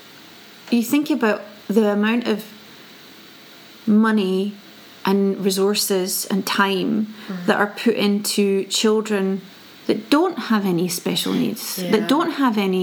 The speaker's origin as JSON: {"language": "English", "region": "Scotland", "country": "United Kingdom", "moved": "yes", "lives_now": "Sweden", "said": "both you and I come from Scotland"}